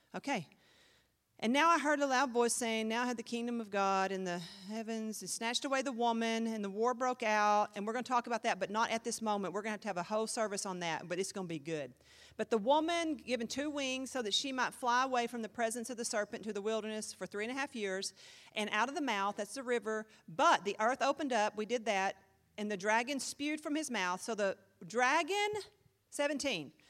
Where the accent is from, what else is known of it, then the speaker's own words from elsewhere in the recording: United States; I'm an American